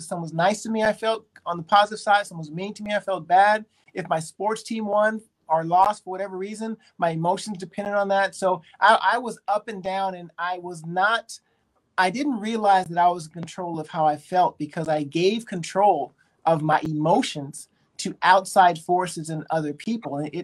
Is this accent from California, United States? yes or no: yes; Berkeley, California, United States; also born or lived in Japan; I was born in Berkeley, California, so I'm a Bay Area kid